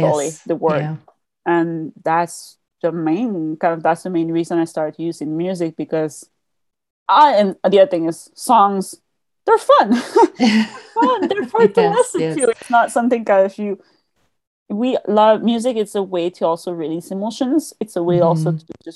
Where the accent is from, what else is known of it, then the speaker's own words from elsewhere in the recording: Quebec, Canada; English is a second language; I'm from the Quebec side of Canada. So we speak French. The main language is French here